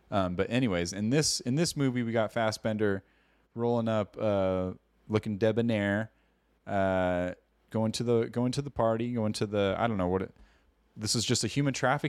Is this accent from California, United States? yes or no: yes; California, United States; We're Californians. We're dumb Yankees over here.